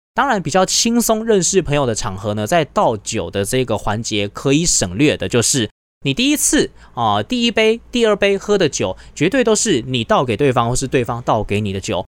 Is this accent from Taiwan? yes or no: yes; Taiwan; also born or lived in South Korea; 我们台湾的喝酒文化的确也是有一些准则在的